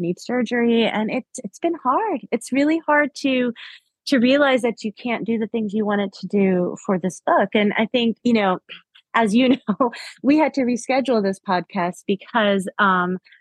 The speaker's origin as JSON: {"language": "English", "region": "South Florida", "country": "United States", "tie": "born or raised there", "said": "I grew up in South Florida"}